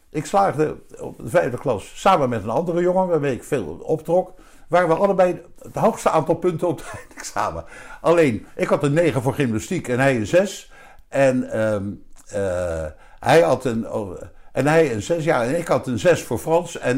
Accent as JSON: {"language": "Dutch", "town": "Wassenaar", "region": "South Holland", "country": "Netherlands", "said": "daar werd ik die keer zit allemaal te schelden dat ik uit Wassenaar kom."}